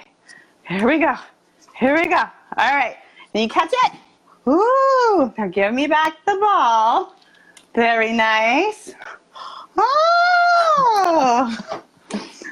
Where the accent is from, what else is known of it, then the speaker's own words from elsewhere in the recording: Austin, Texas, United States; now in Boston, United States; Austin, Texas, my hometown